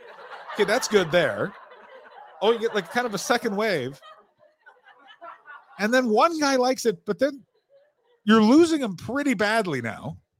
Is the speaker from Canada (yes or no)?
yes; Canada; now in Belgium; I'm a Canadian and I live in rural Belgium and I promote stand-up comedy.